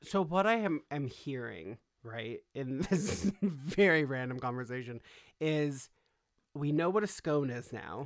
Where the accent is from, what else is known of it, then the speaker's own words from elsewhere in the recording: Los Angeles, California, United States; I grew up in California, okay? I grew up in Los Angeles